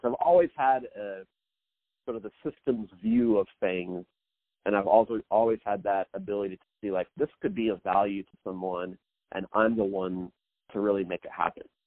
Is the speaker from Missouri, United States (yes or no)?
yes; Kansas City, Missouri, United States; I was born and raised in actually in the Midwest in Kansas City, Missouri